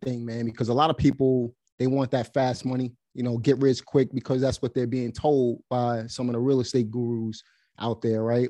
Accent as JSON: {"language": "English", "town": "New York City", "region": "New York", "country": "United States", "tie": "born or raised there", "also_born_or_lived": "Pennsylvania", "moved": "as an adult", "lives_now": "North Carolina, United States", "said": "Basically, I'm from Brooklyn, New York. I was born and raised there."}